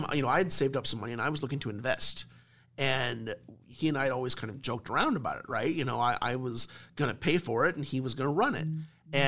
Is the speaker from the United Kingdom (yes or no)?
no; Omaha, Nebraska, United States; me and my family, we're from Millard, right? I'm a Millard South graduate